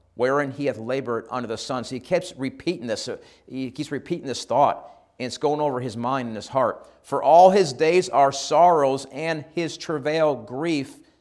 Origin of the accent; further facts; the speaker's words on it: Shortsville, New York, United States; moved away as an adult; now in Australia; I grew up in New York